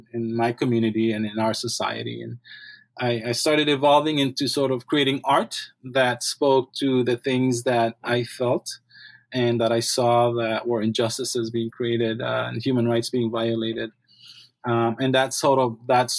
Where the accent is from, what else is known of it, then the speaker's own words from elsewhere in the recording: Belize; moved away; I grew up in Belize